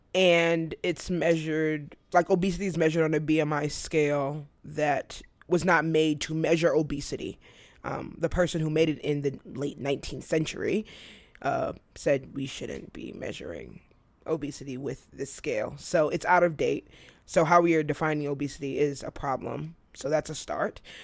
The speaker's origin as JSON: {"language": "English", "country": "United States", "said": "America is what I know. I'm American."}